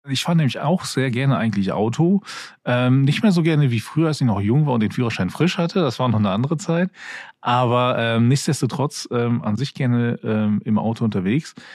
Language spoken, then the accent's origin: German; Germany; sehr nah von der Gegend, wo ich aufgewachsen bin